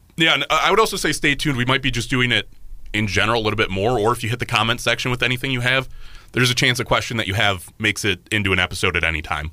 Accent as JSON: {"language": "English", "town": "Cleveland", "region": "Ohio", "country": "United States", "tie": "born or raised there", "said": "growing up and constantly being there. Like I just have a different connection to Cleveland"}